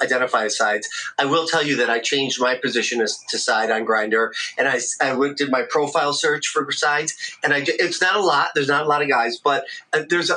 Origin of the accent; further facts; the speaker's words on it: Detroit, Michigan, United States; I'm from Michigan, Detroit, Michigan, in the Midwest here